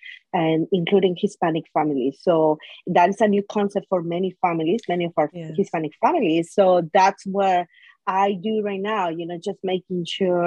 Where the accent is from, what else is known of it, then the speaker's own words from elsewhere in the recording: Guatemala; now in Washington, D.C., United States; I am originally from Guatemala, married to my husband from Bolivia